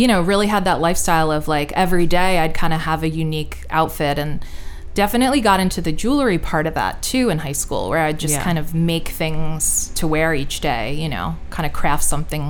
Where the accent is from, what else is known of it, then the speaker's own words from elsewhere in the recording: Westchester, New York, United States; I'm from Westchester, New York, which is, you know, suburbs north of New York City. So growing up, New York was my city